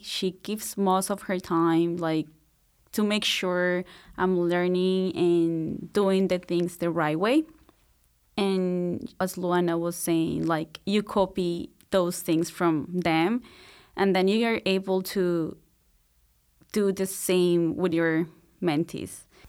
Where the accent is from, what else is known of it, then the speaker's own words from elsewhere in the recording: Bogotá, Colombia; moved away as an adult; now in Marianna, United States; so I'm from Colombia. I was born and raised in Bogota, which is the capital city.